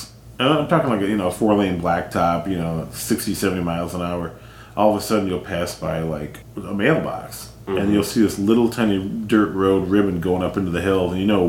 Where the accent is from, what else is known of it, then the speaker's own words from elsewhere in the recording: North Carolina, United States; I mean, there's an area where I grew up in North Carolina.